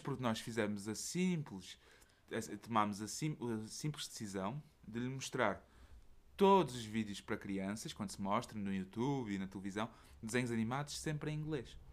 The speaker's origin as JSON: {"language": "Portuguese", "region": "Setúbal", "country": "Portugal", "tie": "born or raised there", "accent": "Portuguese", "moved": "as an adult", "lives_now": "Belgium", "said": "a minha terra natal, Setúbal"}